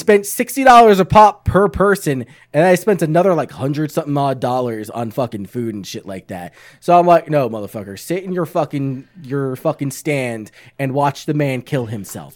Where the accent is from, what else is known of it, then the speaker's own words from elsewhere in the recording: New York, United States; I'm from New York.